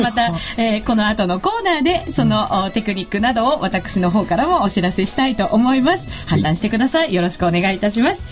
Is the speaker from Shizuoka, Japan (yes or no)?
yes; Shizuoka, Japan; サッカー王国静岡出身